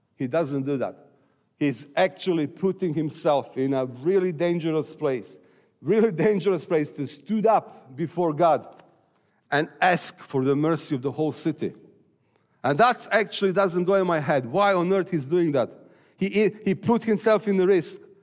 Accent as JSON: {"language": "English", "country": "Serbia", "said": "I'm from Serbia."}